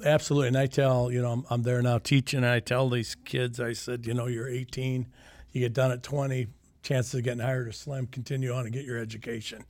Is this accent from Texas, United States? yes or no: no; Sioux City, Iowa, United States; I grew up in Sioux City. I grew up in the Leeds area.